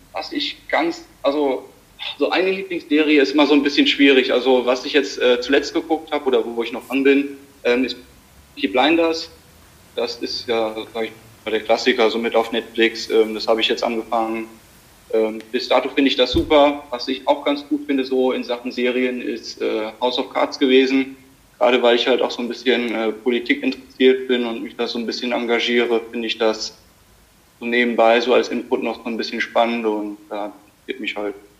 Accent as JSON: {"language": "German", "town": "Limburg an der Lahn", "region": "Hesse", "country": "Germany", "said": "ich komme aus Limburg"}